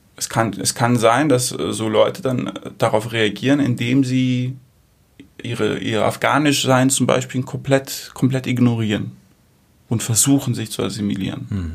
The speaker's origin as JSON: {"language": "German", "country": "Germany", "tie": "born or raised there", "also_born_or_lived": "Greece", "moved": "yes", "said": "Bin in Deutschland aufgewachsen"}